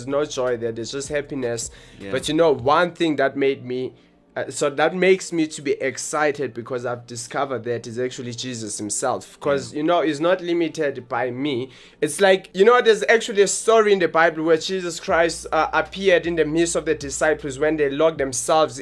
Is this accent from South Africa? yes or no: yes; Johannesburg, Gauteng, South Africa; from South Hills, Johannesburg. That's where we're from. We are the guys from Johannesburg, South Africa.